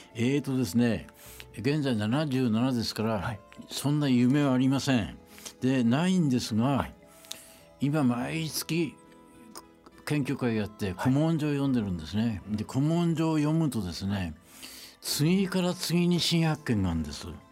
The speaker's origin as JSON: {"language": "Japanese", "town": "Utsunomiya", "region": "Tochigi", "country": "Japan", "tie": "born or raised there", "said": "宇都宮で生まれて宇都宮で育った"}